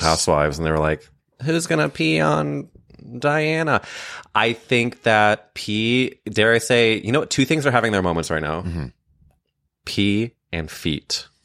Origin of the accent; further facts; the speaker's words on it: St. Louis, Missouri, United States; I grew up in St. Louis, Missouri